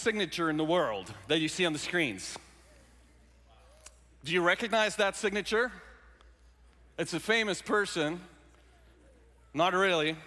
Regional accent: South Africa; moved away; I grew up in South Africa, born and raised in South Africa

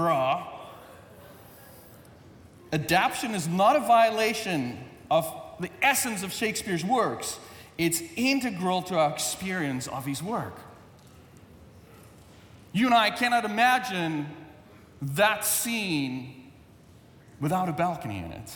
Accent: South Africa; English is a second language; moved away; English is my second language. When I was in South Africa

